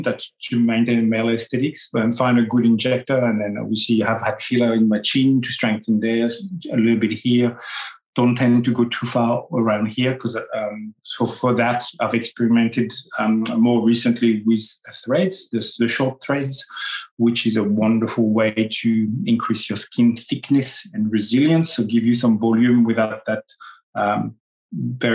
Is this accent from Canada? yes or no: no; France; accent: French; English is a second language; moved away; also born or lived in Australia; my French accent